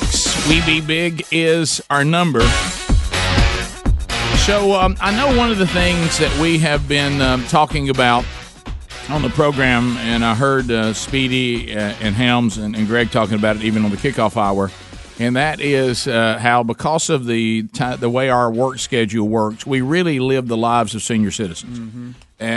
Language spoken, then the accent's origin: English; Birmingham, Alabama, United States; even though I grew up in Birmingham, I've heard a lot of people talking about that famous restaurant, Bright Star, but I've never eaten there.